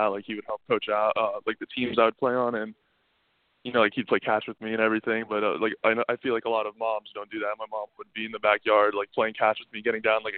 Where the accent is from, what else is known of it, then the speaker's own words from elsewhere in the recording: Plantation, Florida, United States; also born or lived in Old Bridge, New Jersey; I moved to South Florida when I was about 6 months old, and I've lived in that same house until now. Actually, like I still live in the same house that I've been growing up in. It's in Plantation